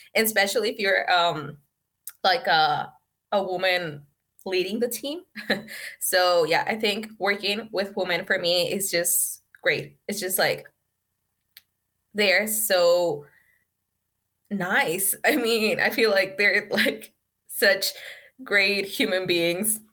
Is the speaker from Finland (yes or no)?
no; San Luis Potosí, Mexico; English is a second language; also born or lived in United States; I'm from Mexico, San Luis Potosí, Mexico. And, um, well, I was born here, and then I moved to the States when I was six with my mom, and I lived in the States. Um, for three years, and then I came back to Mexico